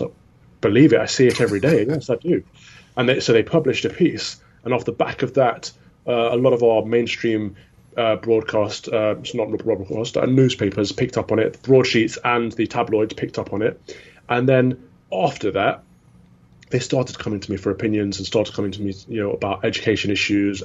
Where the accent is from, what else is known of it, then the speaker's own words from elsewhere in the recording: Midlands, United Kingdom; I grew up in the Midlands